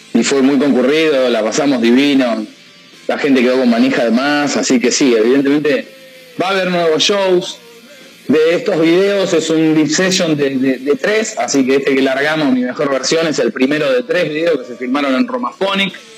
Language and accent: Spanish; Hurlingham, Buenos Aires Province, Argentina; somos los cuatro de Hurlingham